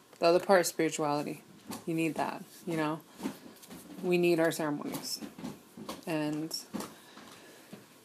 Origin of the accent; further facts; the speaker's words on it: Wounded Knee, South Dakota, United States; also born or lived in Dayton, Ohio / Wanblee, South Dakota; growing up in Wounded Knee